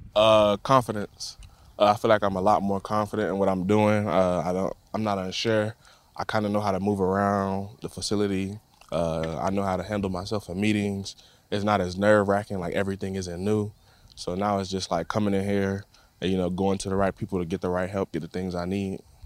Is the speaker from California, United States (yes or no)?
no; Tampa, Florida, United States; moved away; born and raised in Tampa